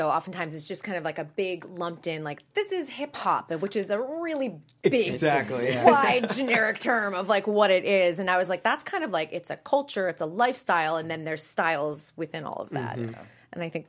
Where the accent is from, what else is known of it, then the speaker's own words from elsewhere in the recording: Boston, Massachusetts, United States; now in Los Angeles, United States; I'm from Boston